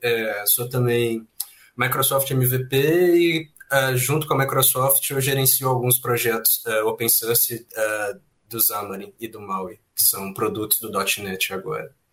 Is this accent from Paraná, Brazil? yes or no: no; Belo Horizonte, Minas Gerais, Brazil; also born or lived in Leopoldina; Eu sou de Belo Horizonte, Minas Gerais